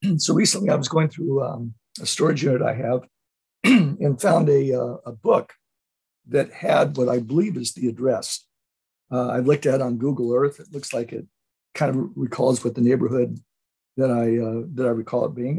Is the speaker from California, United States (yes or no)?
yes; Oceanside, California, United States; I grew up in a little town, actually not too far from where I, where I live right now, a little town, um, the little town of Oceanside, California.